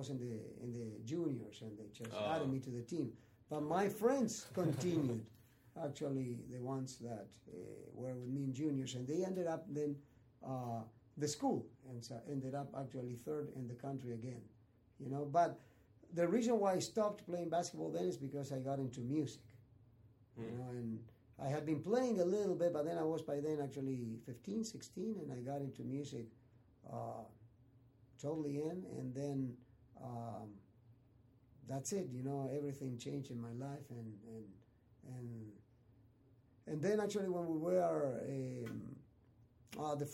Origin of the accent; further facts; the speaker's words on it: Argentina; moved away; also born or lived in Santa Monica, California; I'm from Argentina